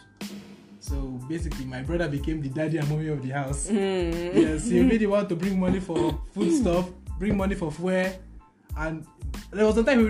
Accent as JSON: {"language": "English", "region": "Delta", "country": "Nigeria", "moved": "as an adult", "lives_now": "Akure, Nigeria", "said": "I'm from Delta State, a graduate of Delta State University"}